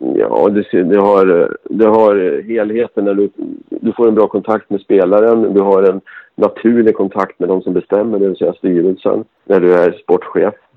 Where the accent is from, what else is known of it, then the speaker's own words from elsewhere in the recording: Gävle, Gävleborg County, Sweden; Gävle är min hemstad